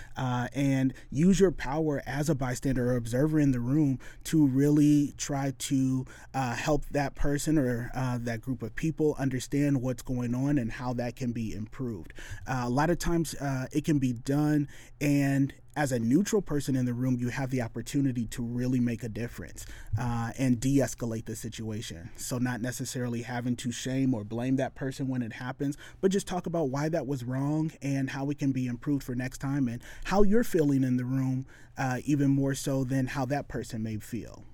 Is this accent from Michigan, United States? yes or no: yes; west Michigan, United States; also born or lived in Detroit, Michigan; now in Springfield, Missouri, United States; I was born in Detroit, uh, you know, and so, yeah, city life was something that was very common, uh, but we moved when I was a kid to the extreme west side of Michigan